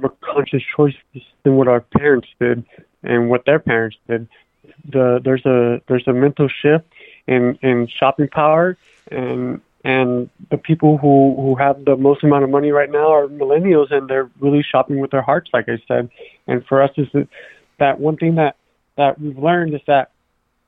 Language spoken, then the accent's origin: English; Oakland, California, United States; we're from Oakland. We're both from East Oakland